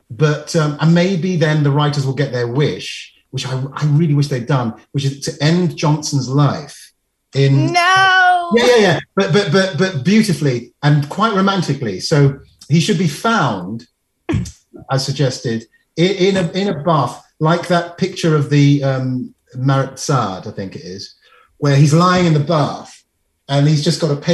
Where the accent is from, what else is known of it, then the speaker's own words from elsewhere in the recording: London, United Kingdom; I come from landlocked London